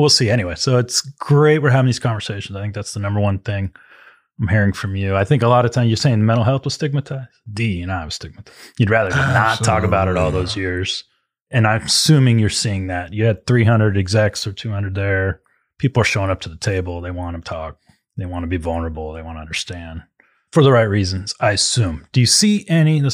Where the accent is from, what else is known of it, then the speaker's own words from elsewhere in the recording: Las Vegas, Nevada, United States; I grew up out in Las Vegas, West Coast guy as well